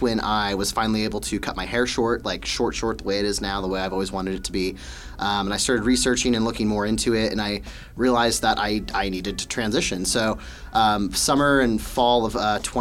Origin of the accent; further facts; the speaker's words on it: Wichita, Kansas, United States; I am originally from Wichita, so I've been born and raised here all 23 years of my life